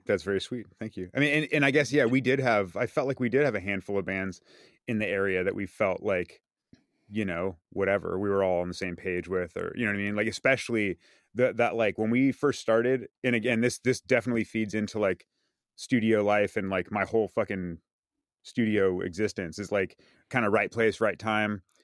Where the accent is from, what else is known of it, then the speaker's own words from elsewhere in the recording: San Carlos, California, United States; also born or lived in Redwood City; I was born in Redwood City, um, lived in San Carlos when I was growing up